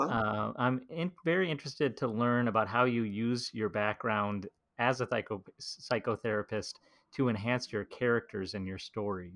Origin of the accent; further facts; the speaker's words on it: United States; as an American